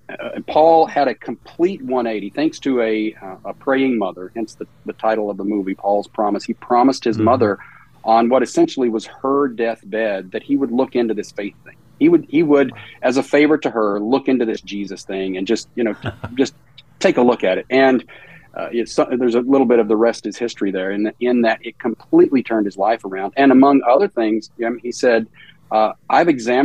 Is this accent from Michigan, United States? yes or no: no; southwest Virginia, United States; I grew up in the American South. So I grew up in Virginia, in the southwest corner of Virginia, right on the Virginia-Tennessee border.